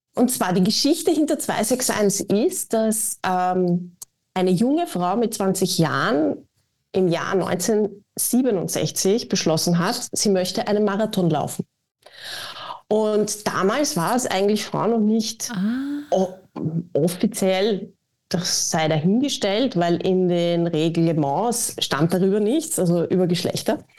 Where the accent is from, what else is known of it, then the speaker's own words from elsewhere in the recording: Austria; als Österreicherin